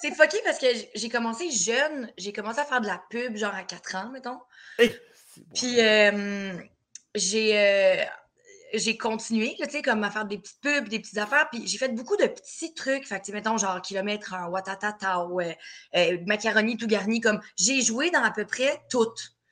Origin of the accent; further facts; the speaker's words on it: Terrebonne, Quebec, Canada; also born or lived in Laval; j'ai grandi à Terrebonne, j'ai été élevée à Terrebonne.